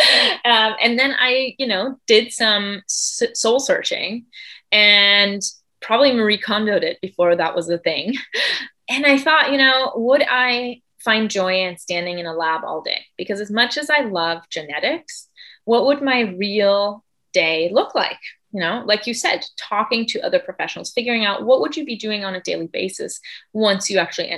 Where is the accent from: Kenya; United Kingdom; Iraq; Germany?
Germany; moved away as an adult; also born or lived in Michigan, United States / Spain / Argentina; now in California, United States; I was born and raised in Germany, but then I lived for 3 years in Michigan when I was 7 till I was 10